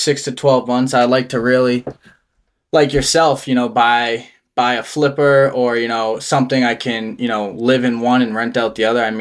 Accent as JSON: {"language": "English", "town": "Gardner", "region": "Massachusetts", "country": "United States", "tie": "born or raised there", "also_born_or_lived": "Exeter, New Hampshire", "moved": "as an adult", "lives_now": "Durham, United States", "said": "I grew up in a small town in Massachusetts called Gardner. It's a Western Mass town. You know, I lived there my entire life, born and raised"}